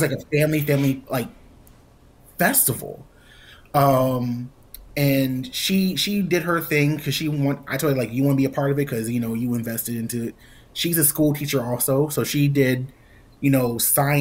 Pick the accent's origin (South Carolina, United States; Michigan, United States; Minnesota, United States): South Carolina, United States; my hometown